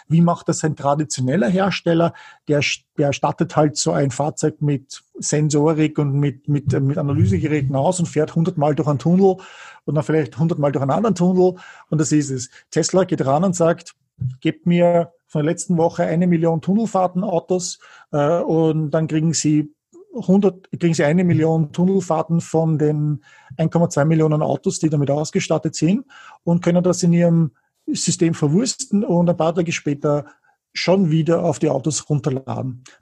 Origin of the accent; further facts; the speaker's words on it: Germany; Marktanteil im Absatz könnten wir noch halten als Deutsche, oder?